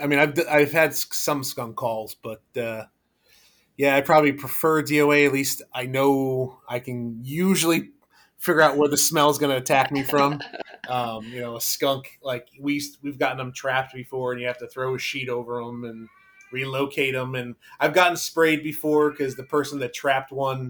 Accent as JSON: {"language": "English", "region": "Connecticut", "country": "United States", "tie": "born or raised there", "said": "I grew up in Connecticut"}